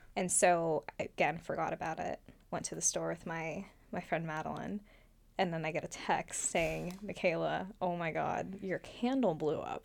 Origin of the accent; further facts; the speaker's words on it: California, United States; also born or lived in Mandaluyong, Philippines / Oregon / Sunnyvale; I came to the U S when I was six. And we lived in Oregon for, like, a few months, and then we actually ended up moving to California